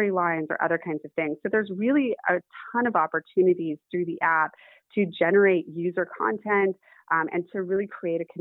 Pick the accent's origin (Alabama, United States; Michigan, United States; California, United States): California, United States; Los Angeles; I grew up in Hollywood.